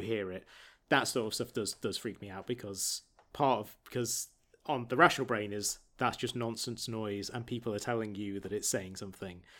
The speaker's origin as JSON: {"language": "English", "town": "Market Bosworth", "region": "East Midlands", "country": "United Kingdom", "tie": "born or raised there", "said": "Growing up in Market Bosworth in Leicestershire"}